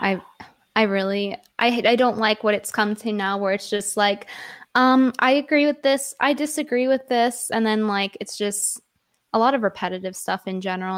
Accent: Connecticut, United States; accent: New York; valley girl; moved away as an adult; now in New York, United States; spent all my, like, growing up years in Connecticut from, like, ten through eighteen

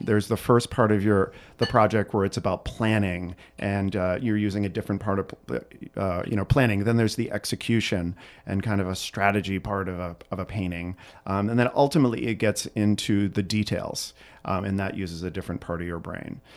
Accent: Burlington, Massachusetts, United States; also born or lived in Florence, Italy; now in Chicago, United States; I grew up i, right outside of Boston, Massachusetts, in a town called Burlington

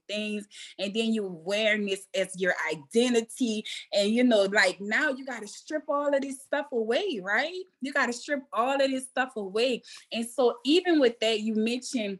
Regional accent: New Orleans, Louisiana, United States; I'm from New Orleans, so my little accent is AI

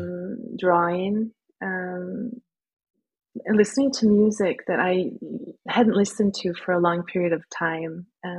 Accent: Midwest, United States; moved away as an adult; now in Norway; I'm American living in Norway

